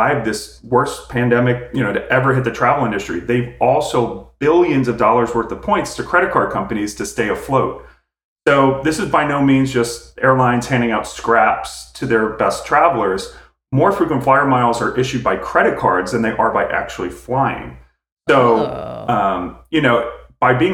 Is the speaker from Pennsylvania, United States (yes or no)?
yes; outside of Philadelphia, Pennsylvania, United States; I grew up outside of Philadelphia